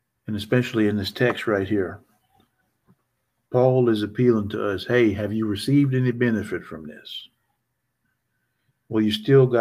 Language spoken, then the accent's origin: English; Northeast Texas, United States; I'm from Northeast Texas